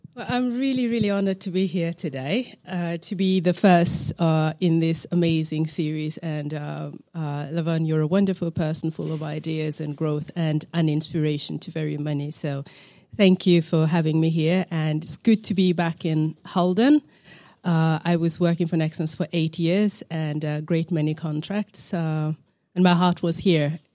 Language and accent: English; Uganda; on the East African side, I'm from Uganda.